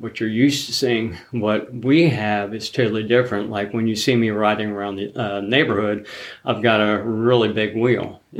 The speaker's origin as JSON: {"language": "English", "town": "Zanesville", "region": "Ohio", "country": "United States", "tie": "born or raised there", "said": "I grew up in Zanesville, Ohio."}